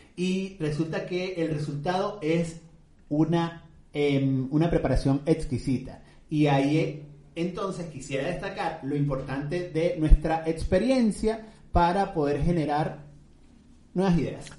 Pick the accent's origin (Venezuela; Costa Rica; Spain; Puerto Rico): Venezuela; como dicen en mi tierra, en Venezuela